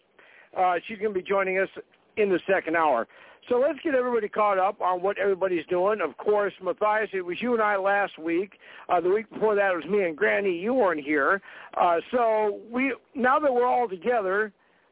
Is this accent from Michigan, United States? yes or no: no; Fargo, North Dakota, United States; I come from Fargo, North Dakota, where we have four seasons